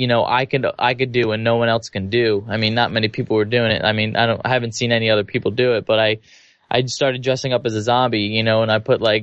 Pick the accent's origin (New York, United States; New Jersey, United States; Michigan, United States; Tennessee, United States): New Jersey, United States; I was born in New Jersey